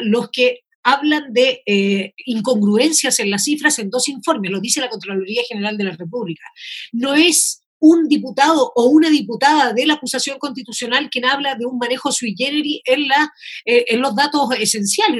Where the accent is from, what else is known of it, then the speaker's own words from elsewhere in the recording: Chile; somos varios los chilenos